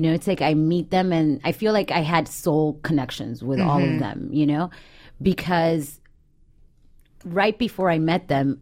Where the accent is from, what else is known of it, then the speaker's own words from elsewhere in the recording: Miami, Florida, United States; moved away; I grew up in Miami